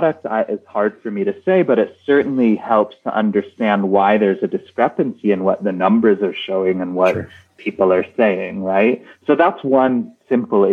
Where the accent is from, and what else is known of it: United States